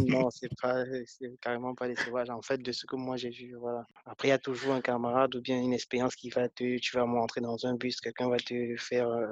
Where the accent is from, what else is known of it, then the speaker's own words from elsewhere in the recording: Foumban, West, Cameroon; moved away as an adult; also born or lived in Bangangté, Cameroon / Yaoundé, Cameroon / Italy; now in France; je suis né à Fumban, je suis né dans les années euh, en 1990 et mmh mes plus gros souvenirs euh, sont, que j'ai fait 12 ans dans cette ville-là